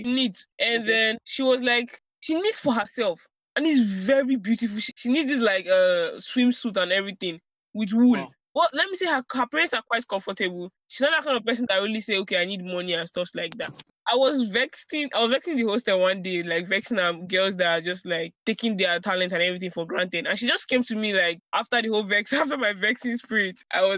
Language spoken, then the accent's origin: English; Nigeria; I come from Nigeria. I grew up in Nigeria.